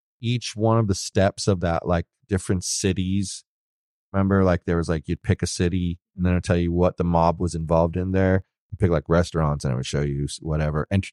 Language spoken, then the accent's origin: English; New York, United States; moved away; I was born in New York. I had family there.